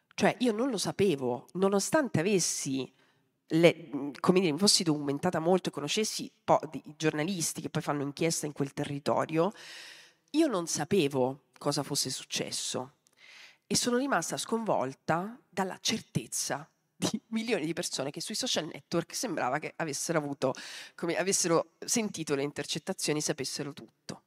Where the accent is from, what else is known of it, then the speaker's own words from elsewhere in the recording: Mazara del Vallo, Sicily, Italy; sono nata a Mazzara del Vallo